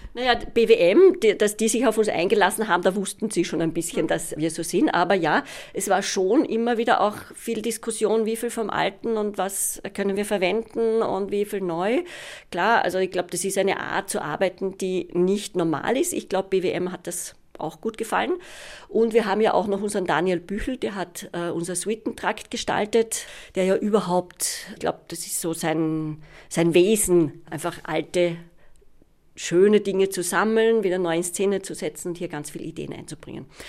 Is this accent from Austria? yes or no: yes; Austria; wie wir in Österreich gewohnt sind